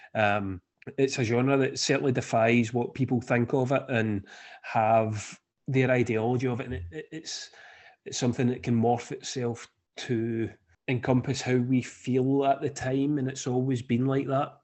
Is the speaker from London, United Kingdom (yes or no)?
no; Scotland, United Kingdom; me being Scottish